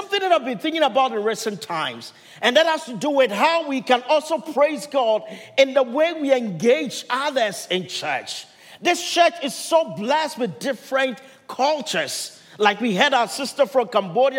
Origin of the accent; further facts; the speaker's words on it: Ghana; first language Twi; English is a second language; now in Milpitas, United States; my home country, Ghana